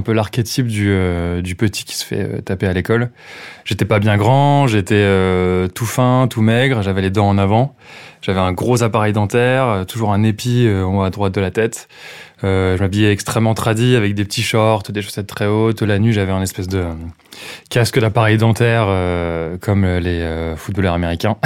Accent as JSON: {"language": "French", "town": "Châteaudun", "region": "Centre-Val de Loire", "country": "France", "tie": "born or raised there", "said": "J'ai grandi à Châteaudun, en Eure-et-Loire"}